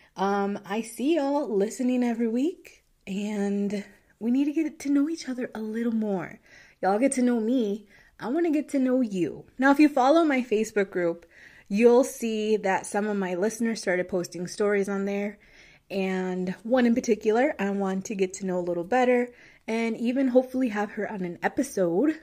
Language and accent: English; United States; I'm American, so I grew up here. I've known nothing else